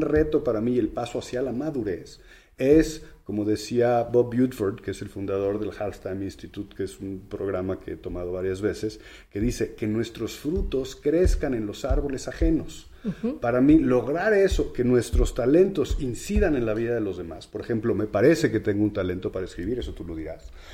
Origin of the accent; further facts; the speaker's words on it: Mexico; tenemos los mexicanos